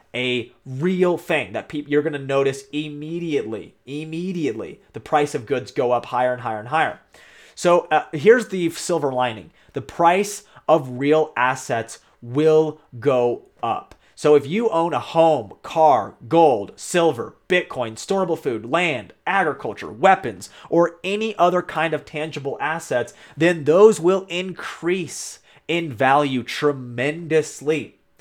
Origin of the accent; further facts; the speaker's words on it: United States; as an American